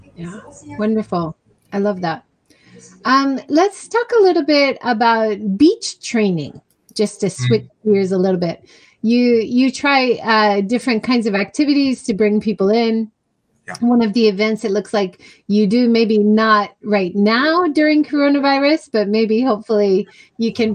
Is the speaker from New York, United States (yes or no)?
no; Hawaii, United States; I grew up in Hawaii